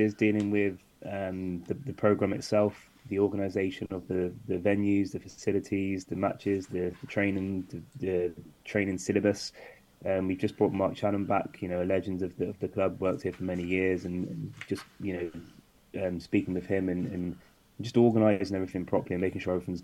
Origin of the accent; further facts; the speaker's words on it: London, United Kingdom; moved away; also born or lived in Bristol; I grew up in London, so I had a lot of opportunities playing and training at a high level